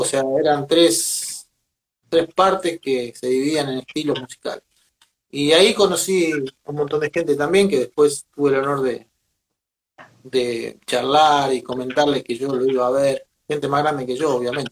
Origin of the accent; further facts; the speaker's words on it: Venado Tuerto, Santa Fe, Argentina; Yo soy de Venado Tuerto, Santa Fe, al, sur de Santa Fe